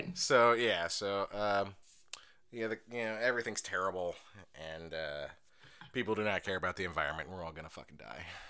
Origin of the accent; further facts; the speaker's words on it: Indiana, United States; I'm from Indiana.